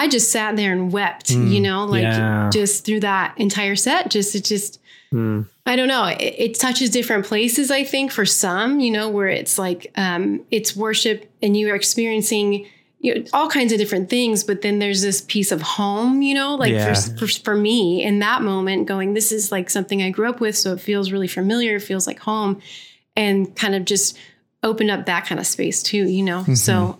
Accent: California, United States; I grew up in the Vineyard in Southern California, so I feel like a really old person, even though I'm not.

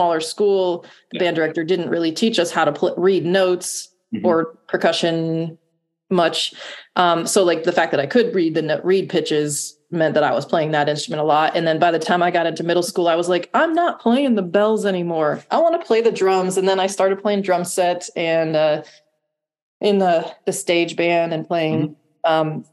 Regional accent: Ashtabula, Ohio, United States; moved away as an adult; also born or lived in Oneonta, New York; now in Columbus, United States; I grew up in Ashtabula, Ohio, which is northeast of Cleveland, about 50 minutes.

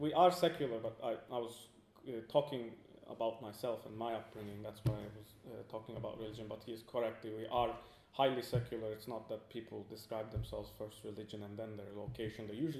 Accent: Cyprus; From my upbringing, I would first have to specify my religion, but then I would specify that I'm from Cyprus. I have to also put that in parentheses, that I'm Turkish. So I would want to just say I'm Cypriot

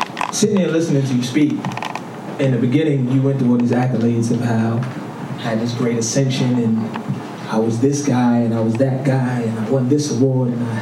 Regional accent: New York City, New York, United States; also born or lived in Rock Hill, South Carolina; I'm from Harlem

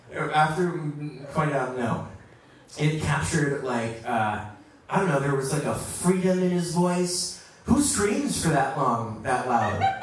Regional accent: Washington, District of Columbia, United States; I grew up right here in Washington, D.C. on 16th Street

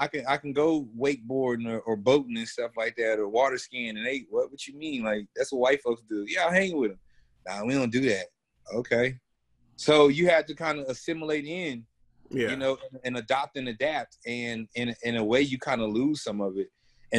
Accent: the South, United States; growing up in the South

